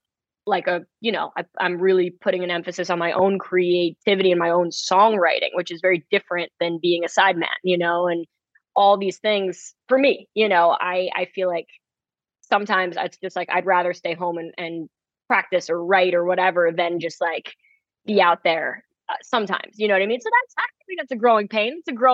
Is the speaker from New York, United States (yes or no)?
yes; Manhattan, New York, United States; living, you know, growing up in Manhattan, there's just so much going on.